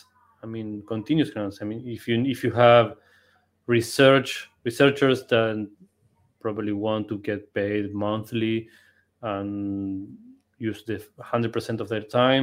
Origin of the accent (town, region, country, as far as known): Argentina; English is a second language